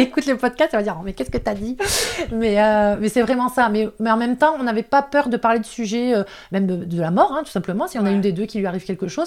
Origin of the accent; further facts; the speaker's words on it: the North, Hauts-de-France, France; accent: ch'ti, accent du Nord; now in Alpes-Maritimes, France; je suis désolée pour ceux qui ont capté mon accent de ch'ti